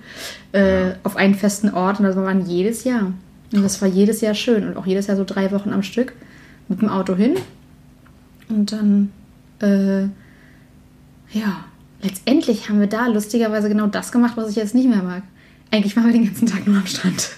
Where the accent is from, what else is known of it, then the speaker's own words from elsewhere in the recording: Berlin, Germany; die Kirchengemeinde bei uns in Berlin